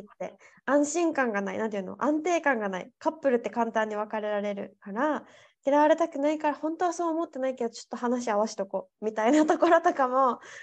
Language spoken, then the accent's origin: Japanese; Japan; now in Spain; 日本人だから